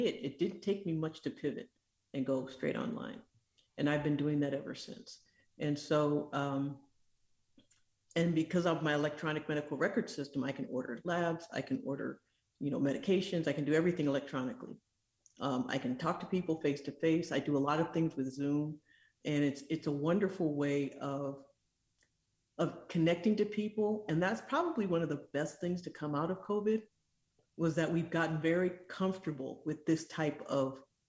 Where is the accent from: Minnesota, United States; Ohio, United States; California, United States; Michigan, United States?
Michigan, United States; born there; also born or lived in East Africa; I am originally from Michigan. I grew up in East Africa and went into medicine